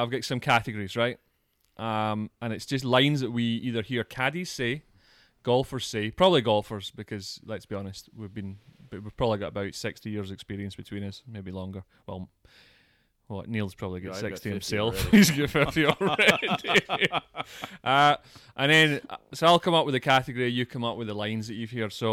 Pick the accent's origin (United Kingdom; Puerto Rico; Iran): United Kingdom; Scotland; moved away